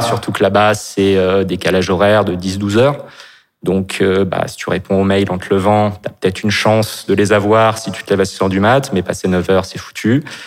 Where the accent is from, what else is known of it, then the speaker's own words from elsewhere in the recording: Nantes, Pays de la Loire, France; now in Paris, France; je suis né à Nantes et j'habite en ce moment à Paris